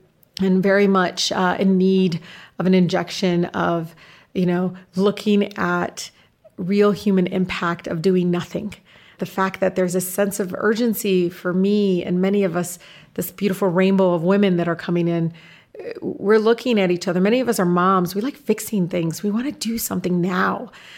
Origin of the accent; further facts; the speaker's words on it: Detroit, Michigan, United States; I mean, I grew up learning about Grace Lee Boggs